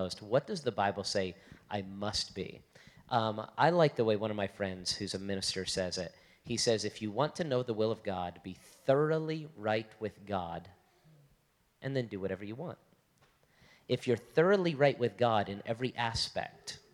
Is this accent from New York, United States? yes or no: no; Las Vegas, Nevada, United States; also born or lived in Florida; I'm from Las Vegas